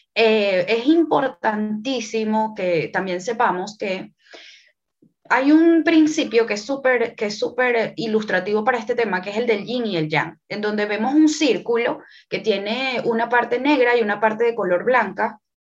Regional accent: Venezuela; also born or lived in France; now in Panama; yo nací en Venezuela, actualmente vivo en Panamá eh, también he vivido en Francia

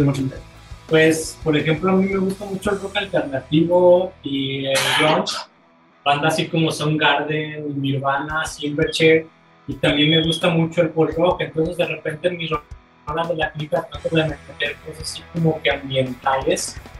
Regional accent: Mexico; uno crece con el barrio siendo mexicano

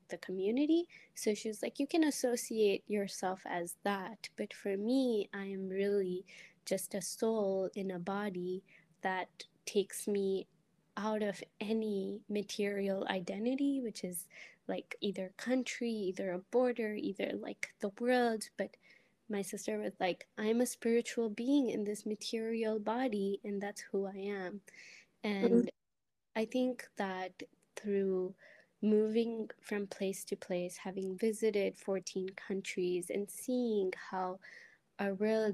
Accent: India; first language Telugu; English is a second language; moved away as an adult; now in United States; I'm from India

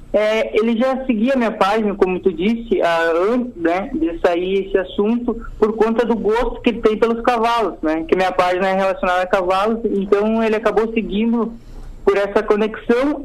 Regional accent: Santa Cruz do Sul, Rio Grande do Sul, Brazil; sou de Santa Cruz do Sul

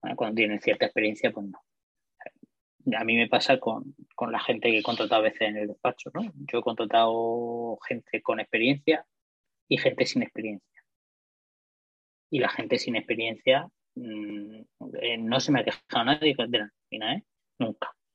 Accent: Murcia, Region of Murcia, Spain; Yo soy de Murcia, mm, resido allí

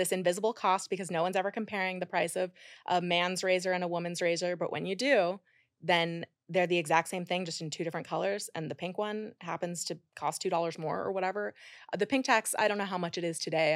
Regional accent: Idaho, United States; moved away as an adult; also born or lived in Utah; now in New York City, United States; I grew up in Idaho

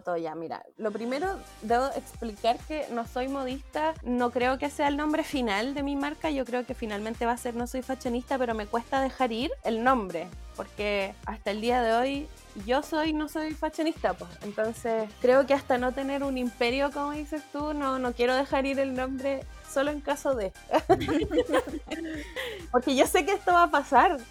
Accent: Talcahuano, Biobío, Chile; soy de Talcahuano

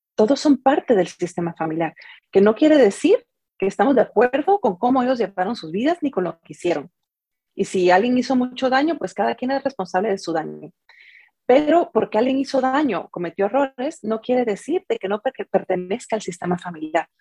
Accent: Guatemala; also born or lived in San José, California; now in San Jose, United States; soy de Guatemala. Ahí crecí y en este momento pues estoy viviendo en, en San José, en California

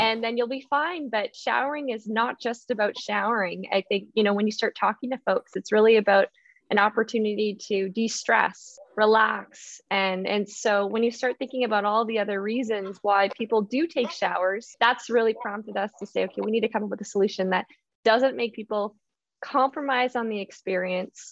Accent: Okanagan region, British Columbia, Canada; I'm originally from Canada's only desert. Yes, Canada does have a desert, and that is the Okanagan region. And so growing up, water conservation was something that I thought about.

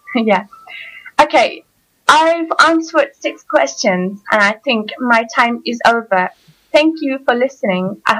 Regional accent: Turkey; English is a second language; as I said before, and I'm from Turkey.

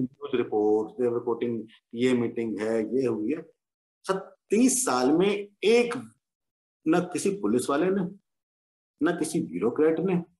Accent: Jammu and Kashmir, India; moved away; as a Kashmiri पंडित मैं कश्मीरी पंडित तभी हूँ जब मैं कश्मीर से हूँ

